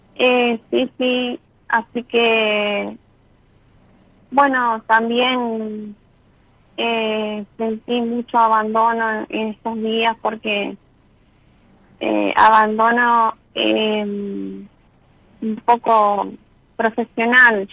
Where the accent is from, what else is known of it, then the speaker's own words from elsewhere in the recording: San Salvador, Entre Ríos, Argentina; yo soy de San Salvador